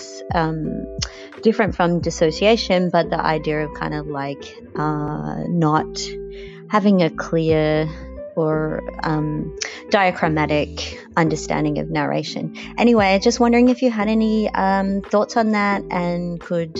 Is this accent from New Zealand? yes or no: yes; New Zealand; now in Melbourne, Australia; I'm calling from Melbourne. I was born in New Zealand.